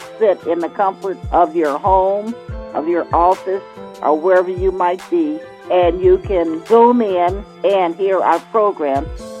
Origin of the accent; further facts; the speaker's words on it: Kansas City, Missouri, United States; moved away as an adult; now in Colorado, United States; myself, Lee, and others that we know were born and raised in Kansas City, Missouri. We've lived in the Colorado Rocky Mountain community for over 40 years